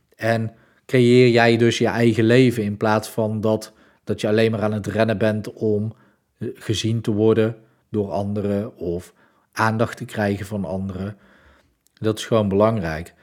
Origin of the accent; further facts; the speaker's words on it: Breda, North Brabant, Netherlands; Ik kom uit Breda